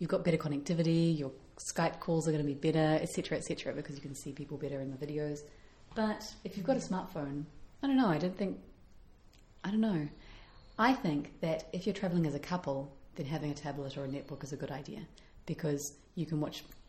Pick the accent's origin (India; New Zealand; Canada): New Zealand; moved away; We're from New Zealand where internet is slow and expensive and annoying